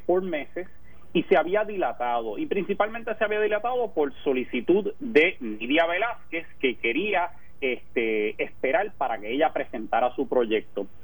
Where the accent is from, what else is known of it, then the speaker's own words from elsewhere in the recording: Puerto Rico; moved away as an adult; also born or lived in Chicago; now in Washington, D.C., United States; nací y crecí en Puerto Rico